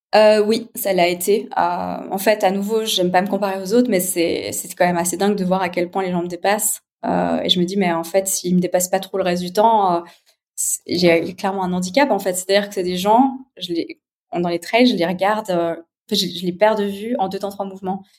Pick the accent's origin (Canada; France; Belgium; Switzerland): Switzerland; Geneva; je suis née à Genève, j'ai 36 ans.